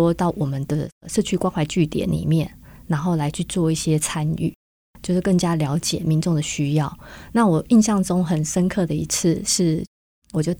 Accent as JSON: {"language": "Chinese", "region": "Taipei", "country": "Taiwan", "lives_now": "Hsinchu, Taiwan", "said": "阿嬷是在问我说：“哎，你是从哪一个地方来到新竹的？”啊，我就跟他说：“我是从台北来的。”"}